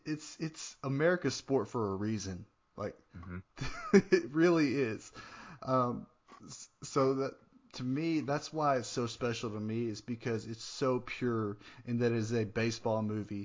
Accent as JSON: {"language": "English", "region": "Northeast Arkansas", "country": "United States", "tie": "born or raised there", "said": "I grew up in Northeast Arkansas, and most people there were Cardinals fans because it's kind of close to St. Louis."}